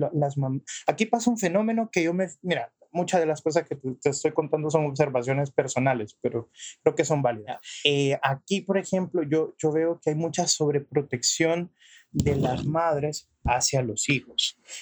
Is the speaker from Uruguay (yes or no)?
no; El Salvador; soy salvadoreño